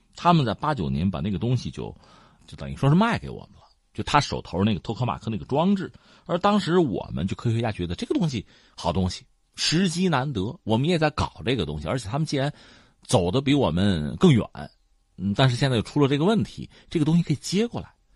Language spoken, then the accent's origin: Chinese; China; 我们中国人